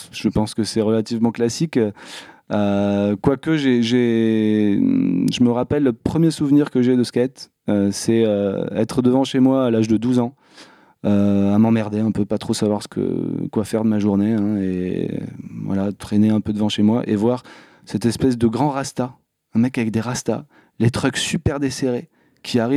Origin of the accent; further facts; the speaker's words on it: Bruges, Nouvelle-Aquitaine, France; grandi à Bruges. Bruges, c'est un petit bled juste à côté de Bordeaux.